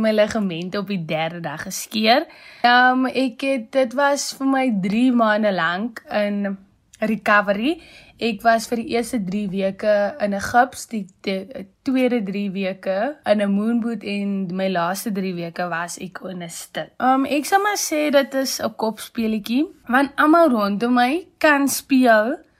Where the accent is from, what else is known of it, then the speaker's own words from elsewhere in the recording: Malmesbury, Western Cape, South Africa; moved away as an adult; now in Free State, South Africa; Gebore en opgegroei in Mamasbury die Weskaap